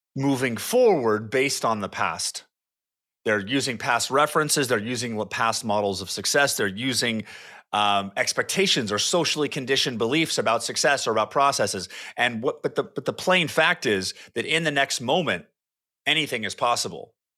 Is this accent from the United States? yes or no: yes; California, United States; moved away as an adult; also born or lived in Rocklin, California; now in Austin, United States; lived in California my entire life